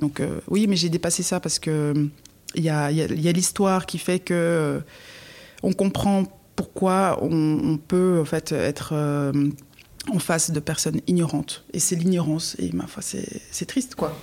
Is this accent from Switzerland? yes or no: yes; Fribourg, Switzerland; also born or lived in Galați, Romania; je suis aussi fribourgeoise, j'ai grandi donc en Suisse, mais je ne suis pas née en Suisse.